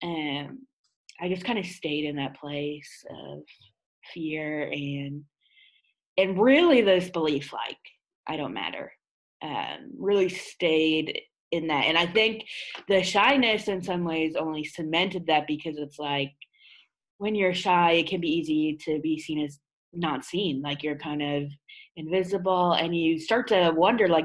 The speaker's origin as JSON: {"language": "English", "town": "Ottawa", "region": "Ontario", "country": "Canada", "said": "I hail from Ottawa, Canada"}